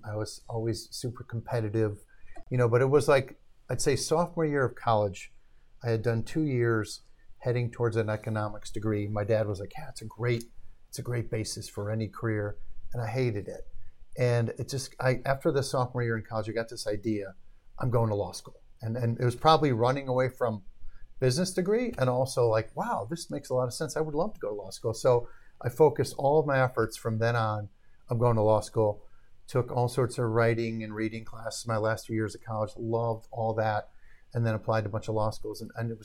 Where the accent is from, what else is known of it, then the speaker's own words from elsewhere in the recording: Arlington Heights, Illinois, United States; also born or lived in Milwaukee, Wisconsin; born in Milwaukee. All my family was from Milwaukee. Moved to the Chicago suburbs as a young kid. Grew up in Arlington Heights.